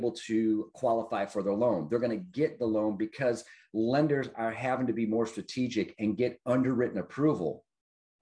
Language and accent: English; Detroit, Michigan, United States; I grew up in Detroit and the suburbs thereof